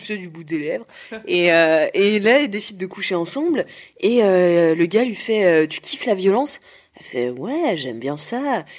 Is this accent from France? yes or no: yes; Nantes, Pays de la Loire, France; moved away; Je suis rentrée chez moi à Nantes